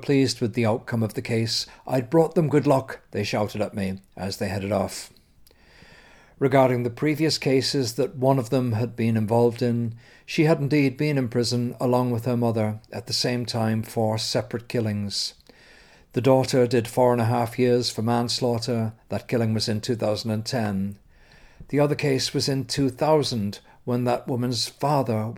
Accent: London, United Kingdom; I am London Irish in my upbringing now

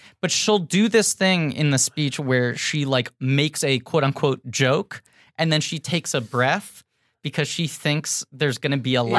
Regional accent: New York, United States; I grew up in New York

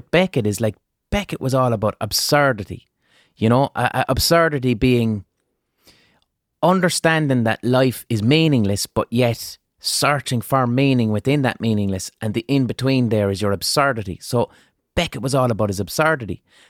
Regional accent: Limerick, Munster, Ireland; accent: Limerick city; And my accent is that's probably people's first real hearing of what a Limerick. My Limerick City accent isn't even strong. It's neutral.

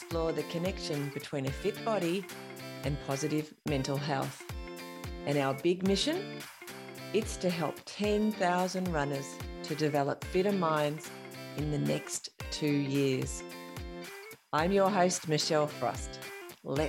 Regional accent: Tasmania, Australia; Coming from the other small island, the other small, largely inhabited island of Tasmania

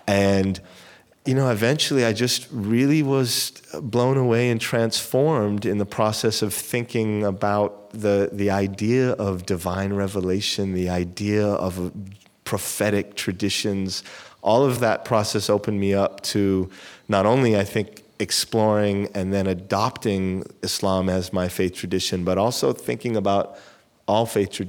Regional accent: Amman, Jordan; also born or lived in Europe; I was born in Amman.

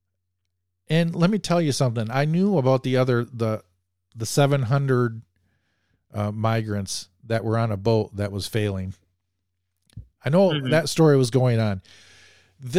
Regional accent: Bay City, Michigan, United States; I grew up in Bay City, Michigan

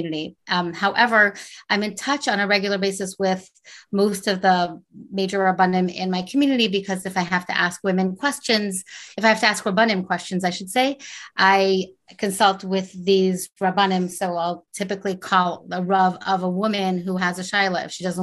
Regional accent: Montreal, Quebec, Canada; now in Silver Spring, United States; I grew up in Montreal, Canada. I live in Silver Spring, Maryland.

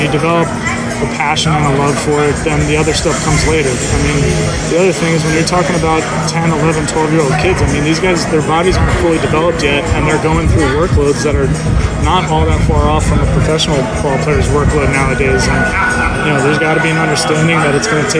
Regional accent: New Jersey, United States; also born or lived in Vermont; where I grew up in New Jersey

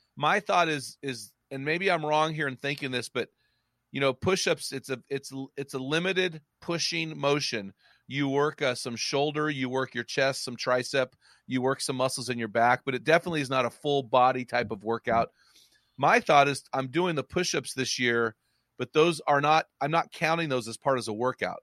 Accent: McMinnville, Oregon, United States; my hometown of McMinnville, which is about forty-five minutes from the coast

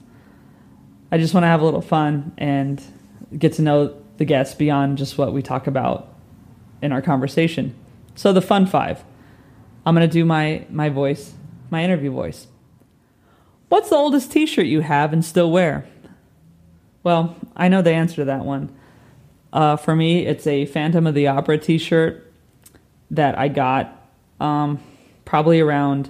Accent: Southern California, United States; born or raised there; moved away as an adult; also born or lived in New York / Dallas; now in London, United Kingdom

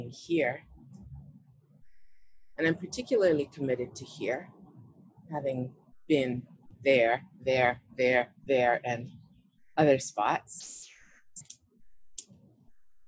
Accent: Vancouver, British Columbia, Canada; I was born in Vancouver

